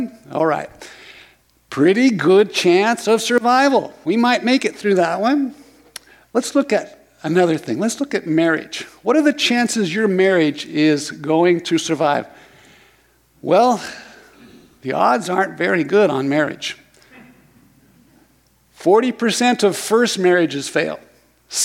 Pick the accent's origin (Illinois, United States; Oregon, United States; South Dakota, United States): Oregon, United States; Lorane; I grew up in Lorain, Oregon, just over the hill.